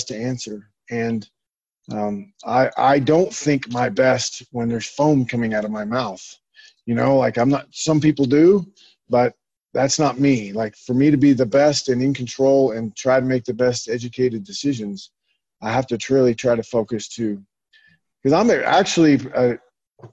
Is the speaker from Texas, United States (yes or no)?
no; Oklahoma, United States; moved away; I grew up in Oklahoma, which is a long ways away from the ocean.